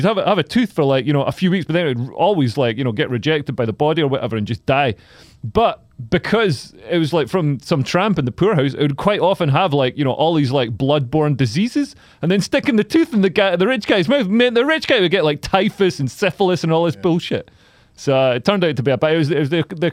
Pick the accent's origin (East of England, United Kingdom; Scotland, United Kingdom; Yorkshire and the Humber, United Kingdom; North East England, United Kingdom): Scotland, United Kingdom; I was born in Scotland